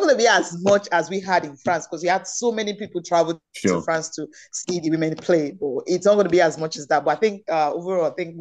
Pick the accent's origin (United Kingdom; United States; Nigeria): Nigeria; as a Nigerian